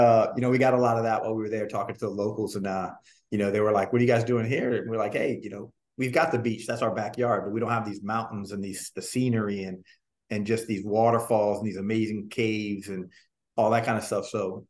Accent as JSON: {"language": "English", "town": "Hoboken", "region": "New Jersey", "country": "United States", "tie": "born there", "said": "Well, I was born in Jersey, right? Hoboken, New Jersey."}